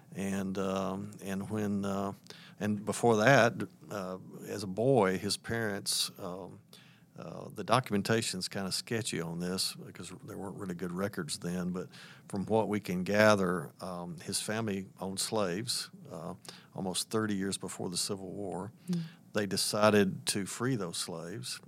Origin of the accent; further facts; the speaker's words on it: Atlanta, Georgia, United States; moved away; also born or lived in Tennessee; Atlanta's my hometown.